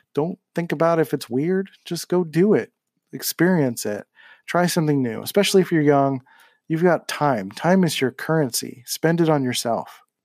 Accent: Philadelphia, Pennsylvania, United States; moved away as an adult; now in San Diego, United States; when I grew up in Philly.

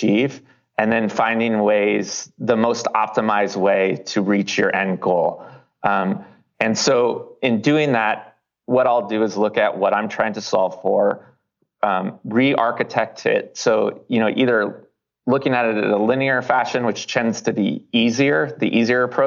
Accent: Davis, California, United States; moved away; also born or lived in Los Angeles; my hometown of Davis is near Sacramento

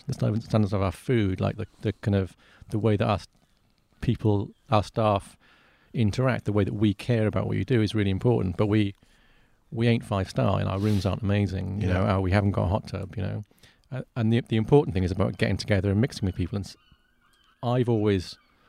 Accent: United Kingdom; everything that then you're spending, like, as a Brit, is more expensive because of the exchange rate.

